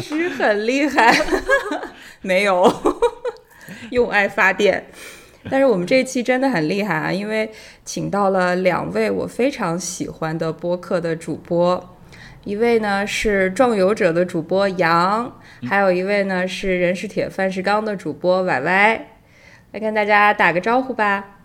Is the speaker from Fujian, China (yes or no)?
no; Shandong, China; moved away as an adult; also born or lived in Hunan / United Kingdom / Nanjing / Paris; now in Luxembourg; 我出生长大在山东，但是我爸爸是安徽人